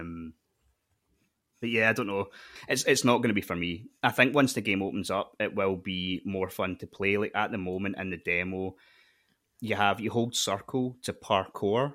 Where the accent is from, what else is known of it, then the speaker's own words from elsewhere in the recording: Scotland, United Kingdom; as a Scottish person